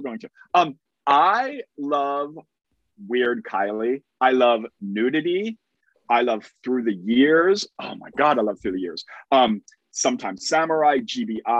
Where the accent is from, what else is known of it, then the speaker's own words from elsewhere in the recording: United States; I am an American